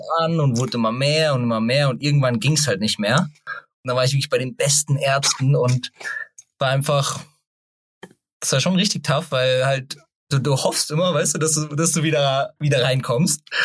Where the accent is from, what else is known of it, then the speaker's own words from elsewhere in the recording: Germany; ich bin in der Nähe von Hofheim aufgewachsen